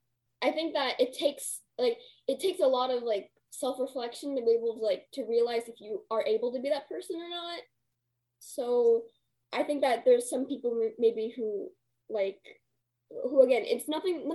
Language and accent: English; California, United States; I'm just a California girl